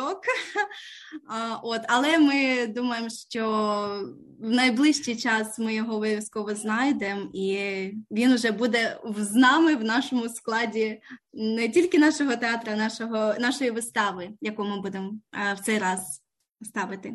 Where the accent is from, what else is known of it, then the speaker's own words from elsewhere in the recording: Ukraine; moved away as an adult; now in Canberra, Australia; ми обидва з України